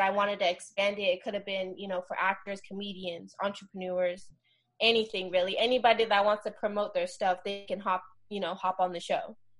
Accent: the Bay Area, Northern California, United States; moved away as an adult; now in Los Angeles, United States; I'm originally from the Bay, which is in Northern California. I moved to LA about five years ago

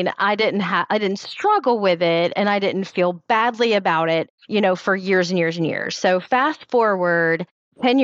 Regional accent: Tennessee, United States; I'm from Tennessee

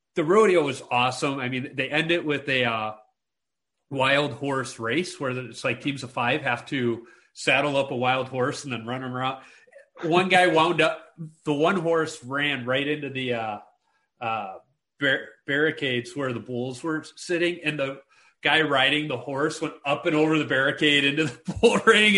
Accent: Chicago, Illinois, United States; moved away as an adult; also born or lived in Minnesota; I'm this city slicker. I grew up in Chicago.

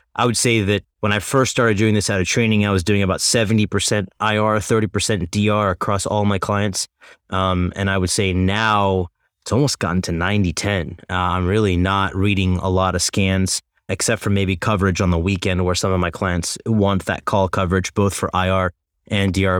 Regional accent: Tulsa, Oklahoma, United States; moved away as an adult; also born or lived in Chicago / New York City; I'm from Tulsa, Oklahoma, originally born and raised

